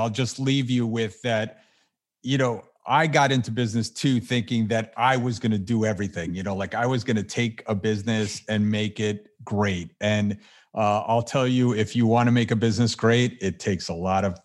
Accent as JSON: {"language": "English", "region": "New Jersey", "country": "United States", "said": "We're both from New Jersey originally"}